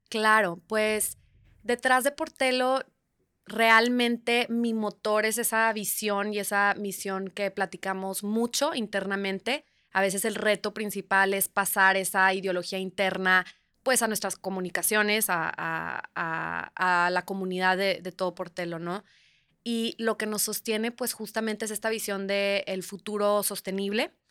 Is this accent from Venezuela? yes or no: no; Monterrey, Nuevo León, Mexico; also born or lived in Italy; Yo crecí de chica aquí en, en Monterrey, aquí nací, aquí, aquí crecí mis primeros años. Y en prepa me fui a un pequeño pueblito en Italia, muy, muy pequeño, muy remoto.